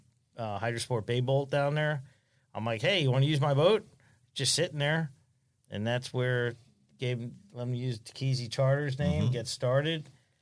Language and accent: English; New York City, New York, United States; I'm 50, so it was only 10 years ago. I mean, I was born in the Bronx.